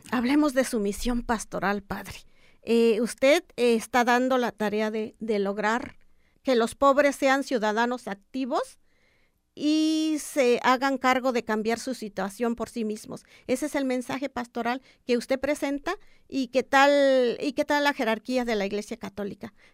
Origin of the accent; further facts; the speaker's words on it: Oaxaca, Mexico; a las personas que como yo, como migrante, quisiera regresar a mi lugar de origen? Yo soy de Oaxaca.